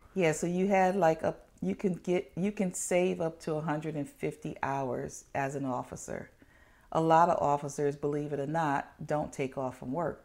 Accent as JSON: {"language": "English", "town": "New Haven", "region": "Connecticut", "country": "United States", "tie": "born or raised there", "said": "I was born in New Haven, Connecticut"}